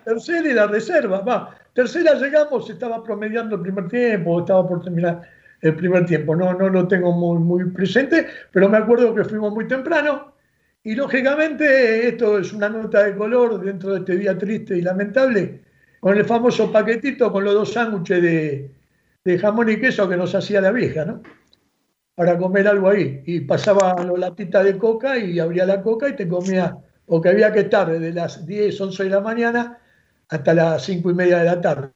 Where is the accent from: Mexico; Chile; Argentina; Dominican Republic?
Argentina; Buenos Aires; born or raised there